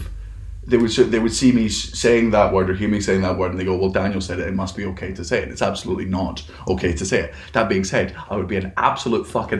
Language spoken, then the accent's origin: English; Fife, Scotland, United Kingdom; I grew up in Fife